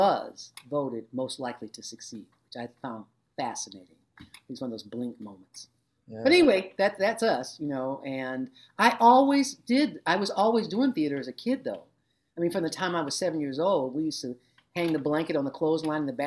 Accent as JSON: {"language": "English", "town": "Detroit", "region": "Michigan", "country": "United States", "tie": "born or raised there", "said": "I grew up in Southwest Detroit, which is the farthest south corner of Detroit."}